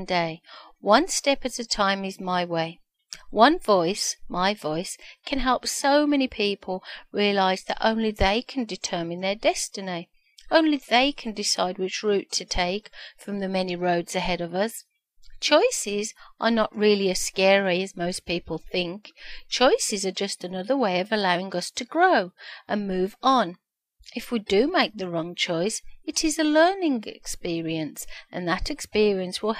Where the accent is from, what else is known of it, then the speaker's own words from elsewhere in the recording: Birmingham, West Midlands, United Kingdom; accent: Brummie; moved away as an adult; now in Ontario, Canada; I was born in the UK, Birmingham, the second biggest city after London. I moved to Ontario, Canada, 12 years ago. And yes, amazingly enough, I still have my Brummie accent.